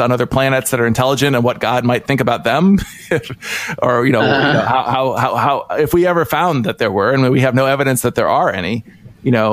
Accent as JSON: {"language": "English", "region": "Ohio", "country": "United States", "tie": "born or raised there", "said": "I grew up in Ohio, in kind of a, not even a small town setting, sort of a somewhat rural setting"}